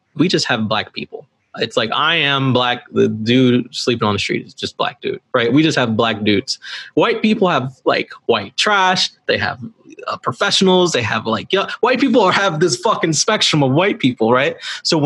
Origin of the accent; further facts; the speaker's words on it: Chicago, Illinois, United States; now in Los Angeles, United States; growing up in Chicago